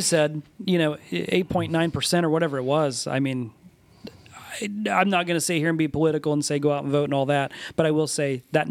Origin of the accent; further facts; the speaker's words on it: Muncie, Indiana, United States; I was born and raised in Muncie. I've always lived in Muncie. I own a business in Muncie. My kids are being raised in Muncie